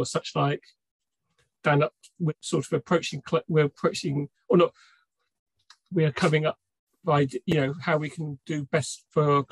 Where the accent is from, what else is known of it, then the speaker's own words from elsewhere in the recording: Cornwall, South West England, United Kingdom; I grew up in Cornwall, which is a legacy mining county in England